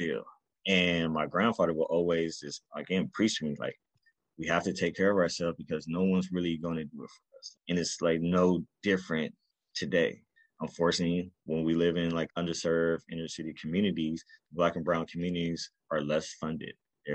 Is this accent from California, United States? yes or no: yes; Carson, California, United States; also born or lived in New York; So I'm originally from Carson, California. That's where I was raised up.